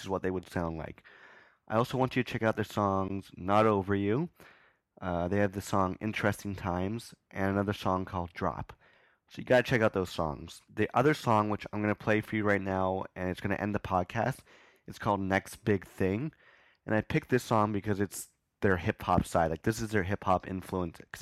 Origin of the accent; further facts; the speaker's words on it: Ottawa, Ontario, Canada; moved away; I was from Ottawa